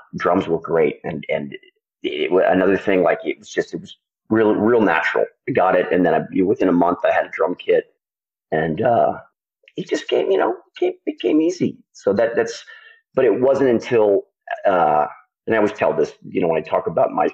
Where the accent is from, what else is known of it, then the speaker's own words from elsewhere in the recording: Belvedere, California, United States; I grew up in a town called Belvedere, in a place, Marin County.